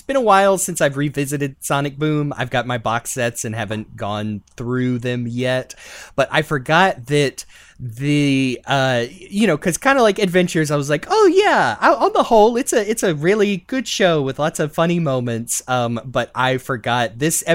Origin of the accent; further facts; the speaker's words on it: Gulf Coast of America, United States; We have a f-ing moon pie in my hometown